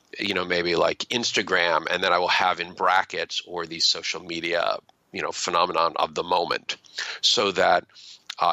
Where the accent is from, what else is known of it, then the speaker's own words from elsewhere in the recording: near Philadelphia, Pennsylvania, United States; I grew up near Philadelphia